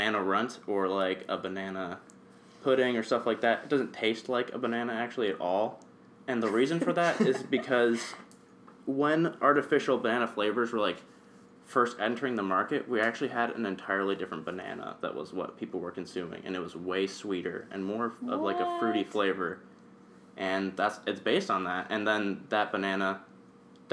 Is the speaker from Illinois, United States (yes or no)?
yes; Illinois, United States; now in Lynchburg, United States; I'm from Illinois